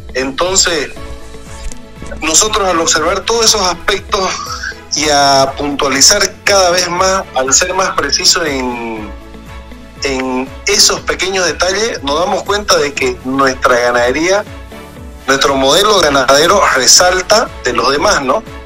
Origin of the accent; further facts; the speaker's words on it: Santa Cruz, Bolivia; tenemos la zona de la chiquitanía